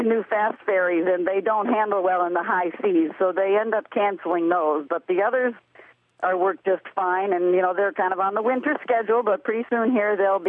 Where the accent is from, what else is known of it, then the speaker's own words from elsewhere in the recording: New England, United States; now in Haines, United States; I grew up in New England, and my dad always boiled down lots of maple syrup